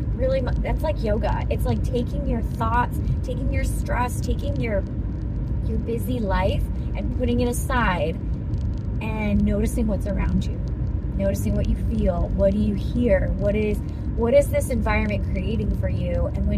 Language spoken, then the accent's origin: English; Massachusetts, United States; born there; also born or lived in Pittsburgh; now in North Carolina, United States; So I'm originally from Massachusetts and I've lived all over the place. So I was born in Massachusetts. I got my certification in Pittsburgh and now I'm in North Carolina